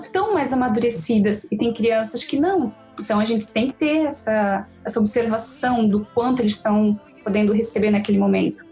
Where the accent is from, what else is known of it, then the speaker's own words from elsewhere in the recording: Brusque, Santa Catarina, Brazil; sou de Brusque, Santa Catarina